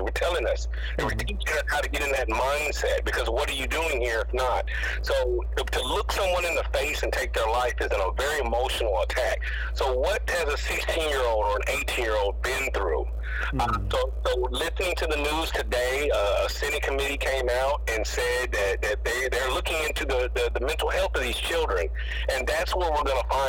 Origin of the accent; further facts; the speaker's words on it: Texas, United States; I grew up in Texas, where I remember we were able to drive on campus at 18 and up